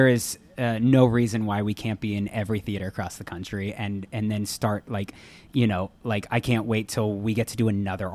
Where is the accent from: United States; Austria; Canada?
United States; Los Angeles, California; born or raised there